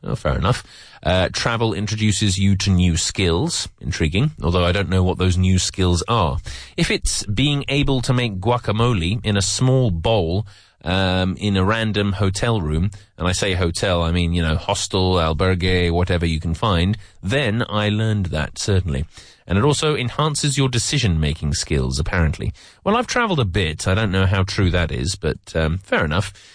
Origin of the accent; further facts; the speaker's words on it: England, United Kingdom; I'm from England.